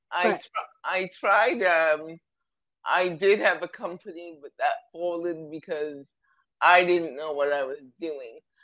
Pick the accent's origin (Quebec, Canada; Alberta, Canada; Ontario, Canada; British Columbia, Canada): Ontario, Canada; Toronto; I'm from Toronto, Canada